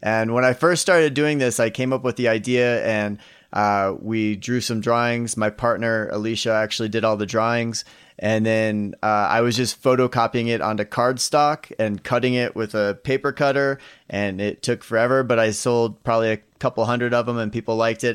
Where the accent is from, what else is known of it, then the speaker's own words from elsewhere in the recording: Iowa, United States; moved away; I grew up in Iowa, grew up in the Midwest